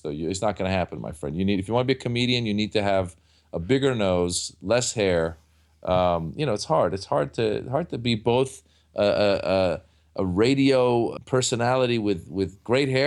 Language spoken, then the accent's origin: English; Iran; born there; um, and uh, and and I and I was born in Iran.